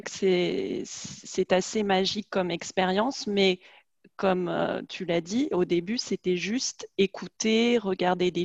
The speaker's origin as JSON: {"language": "French", "country": "France", "said": "on est française, on a la même culture"}